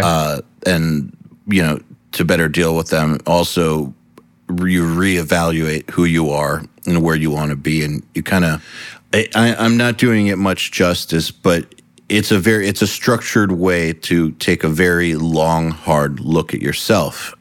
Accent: United States; being an American

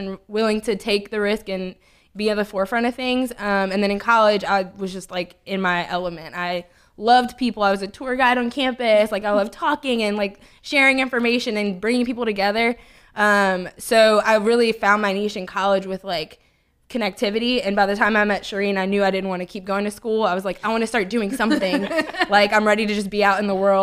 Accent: Lafayette, Louisiana, United States; moved away as an adult; now in Baton Rouge, United States; I'm from Lafayette, Louisiana. So I grew up very, like, responsible

